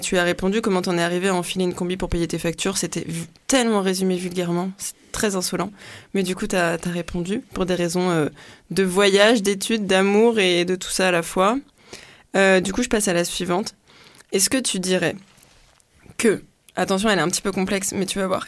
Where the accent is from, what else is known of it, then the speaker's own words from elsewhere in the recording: French Guiana; je suis née en Guyane